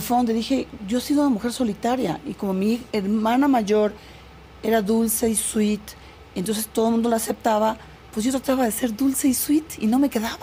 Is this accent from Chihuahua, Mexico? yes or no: no; Comitán, Chiapas, Mexico; also born or lived in England; Yo nací en Comitán.